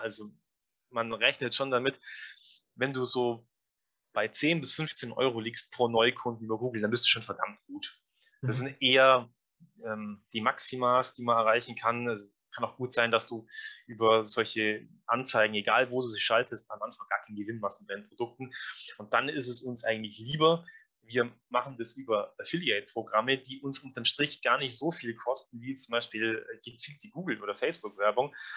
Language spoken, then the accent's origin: German; Allgäu, Bavaria, Germany; Jetzt sind wir aus dem Allgäu, relativ ländliche Gegend